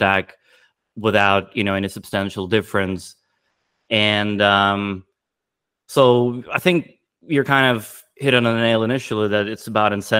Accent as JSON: {"language": "English", "country": "Latvia", "tie": "born or raised there", "moved": "yes", "said": "I was born in Latvia with I had Russian family"}